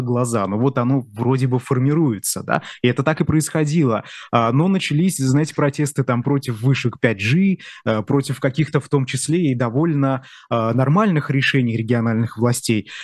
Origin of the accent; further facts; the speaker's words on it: Bashkortostan, Russia; Я из Башкирии